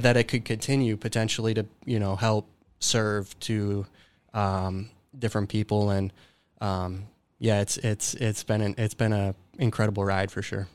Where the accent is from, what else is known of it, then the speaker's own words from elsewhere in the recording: Dubuque, Iowa, United States; grew up in Dubuque, Iowa, um, and went to high school at Dubuque Senior High School